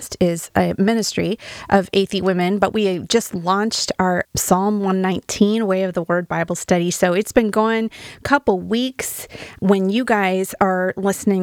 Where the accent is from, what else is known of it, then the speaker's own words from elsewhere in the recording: Wyoming, United States; now in Oregon, United States; I'm from Wyoming, which I love Wyoming